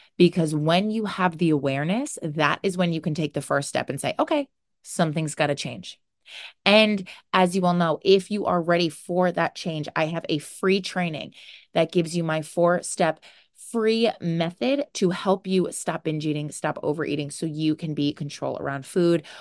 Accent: New Jersey, United States; I am from New Jersey.

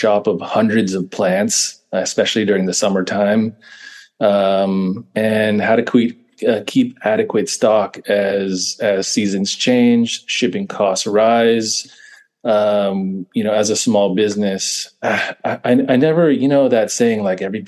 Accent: East Bay, California, United States; we were both born and raised in the East Bay, basically on either side of Oakland.

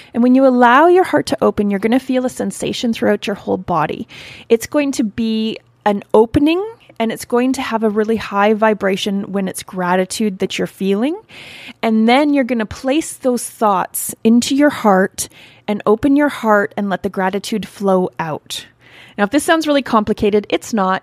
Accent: Canada; I'm from Canada

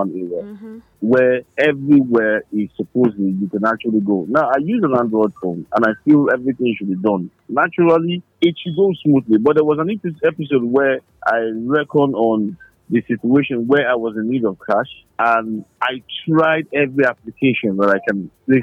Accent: Nigeria; I'm a Nigerian

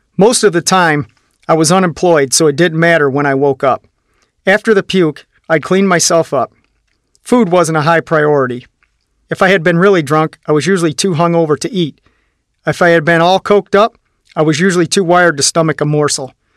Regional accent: Midwest, United States; also born or lived in Sylvania; I lived in a one-room apartment in my hometown

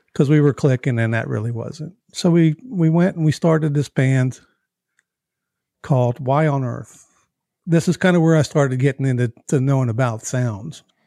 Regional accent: Baltimore, Maryland, United States; moved away; also born or lived in Nashville; I'm from Baltimore, Maryland

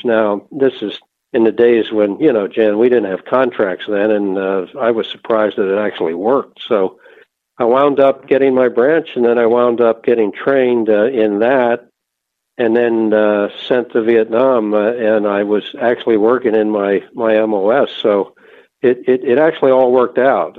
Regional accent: outside of Philadelphia, Pennsylvania, United States; also born or lived in Ohio; I grew up outside of Philadelphia, Pennsylvania

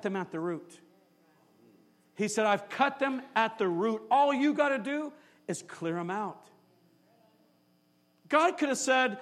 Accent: San Jose, California, United States; I grew up here in San Jose. I grew up right off of Julian Street, went to San Jose High School.

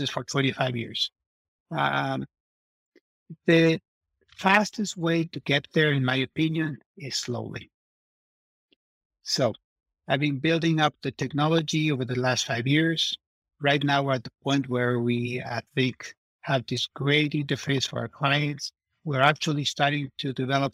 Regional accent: Mexico; now in Davis, United States; I'm from Mexico

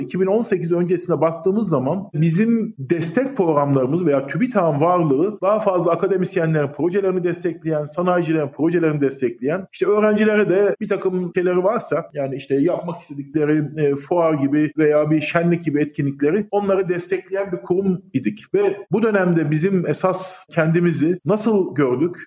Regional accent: Eskişehir, Turkey; also born or lived in England / Ankara; bin dokuz yüz altmış beş doğumluyum. İlk orta lise öğrenimimi yine Eskişehir'de tamamladım.

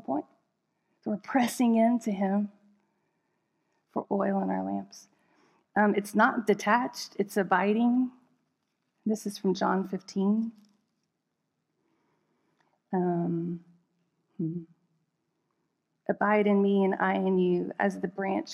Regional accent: United States; especially as an American

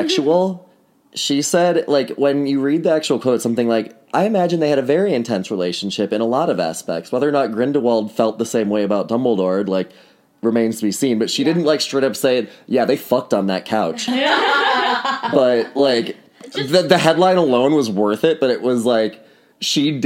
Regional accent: Wisconsin, United States; moved away as an adult; now in New York, United States; I'm from Wisconsin originally. Lived in New York for the last 4 years.

